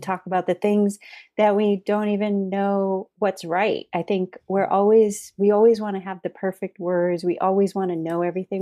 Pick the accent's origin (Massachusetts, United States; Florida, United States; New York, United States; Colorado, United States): Massachusetts, United States; moved away; We were both originally from Massachusetts